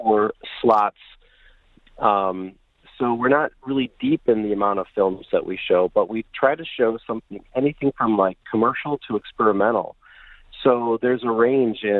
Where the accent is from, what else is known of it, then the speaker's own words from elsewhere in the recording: Bay City, Michigan, United States; I grew up in Bay City, and I have heard of Bablo Island as a kid